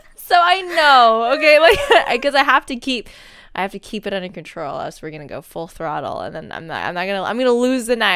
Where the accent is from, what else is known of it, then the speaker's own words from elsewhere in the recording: United States; now in Seattle, United States; being an American